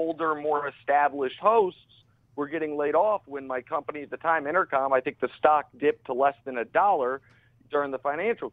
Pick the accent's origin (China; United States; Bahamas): United States; Kansas City, Missouri; moved away as an adult; also born or lived in Syracuse / Houston; did 5 years of local radio in my hometown in Kansas City